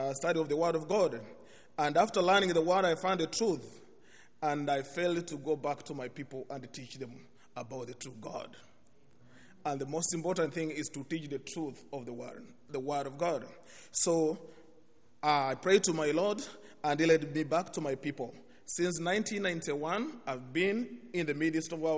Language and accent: English; Kenya; English is a second language; I come from Kenya.